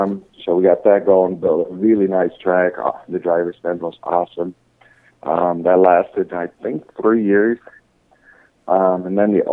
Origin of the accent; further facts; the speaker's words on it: Netherlands; moved away as an adult; also born or lived in Michigan / Dallas; now in United States; I was born and raised in the Netherlands, so I'm 100% Dutch.